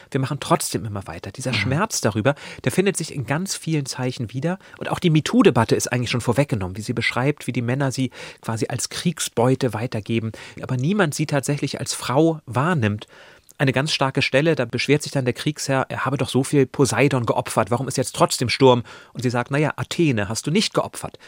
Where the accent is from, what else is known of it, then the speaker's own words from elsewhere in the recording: near Lübeck, Schleswig-Holstein, Germany; ich komme aus der Nähe von Lübeck